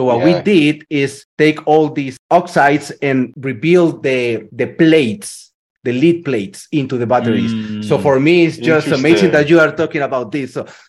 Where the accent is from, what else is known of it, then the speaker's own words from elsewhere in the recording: Colombia; moved away as an adult; I'm from Colombia.